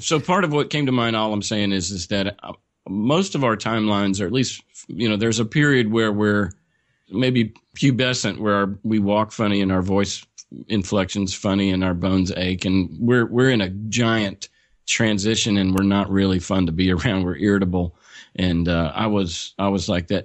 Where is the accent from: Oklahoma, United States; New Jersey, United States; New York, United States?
Oklahoma, United States; born and raised in Oklahoma, small rural town, population twenty-five hundred